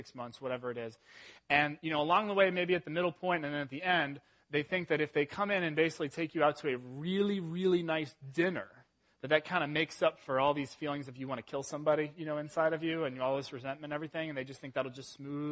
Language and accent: English; England, United Kingdom; moved away; I was born in England, and I'm 100% British